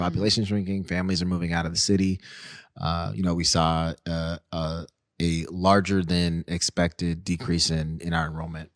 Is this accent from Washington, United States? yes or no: yes; Seattle, Washington, United States; growing up in the Central District, being bussed out to the North End